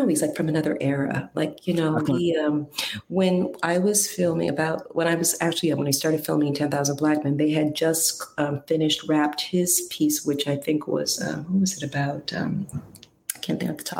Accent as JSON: {"language": "English", "region": "East Coast", "country": "United States", "tie": "born or raised there", "said": "I'm a New York East Coast girl, and, you know, I've gone out to LA to work and stuff, but, you know, I grew up in the East Coast and, you know, real close to New York"}